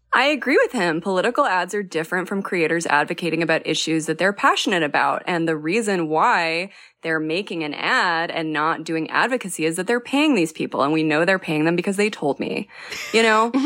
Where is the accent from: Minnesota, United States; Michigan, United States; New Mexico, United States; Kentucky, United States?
New Mexico, United States; I'm from New Mexico